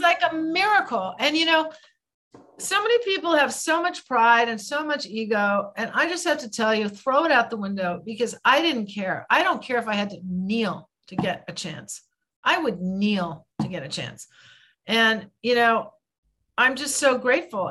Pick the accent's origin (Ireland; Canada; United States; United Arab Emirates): United States; I'm an American